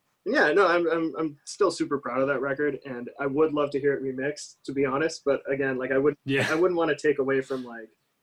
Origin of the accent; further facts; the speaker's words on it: Canada; moved away as an adult; also born or lived in United States; I'm Canadian and I had been living in the US